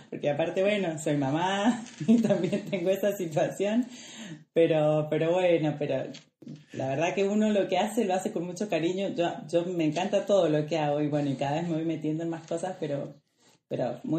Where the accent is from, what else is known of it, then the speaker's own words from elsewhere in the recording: Mendoza, Argentina; que vivo, crecí, nací y crecí acá en Mendoza y actualmente vivo y me desempeño acá en Mendoza.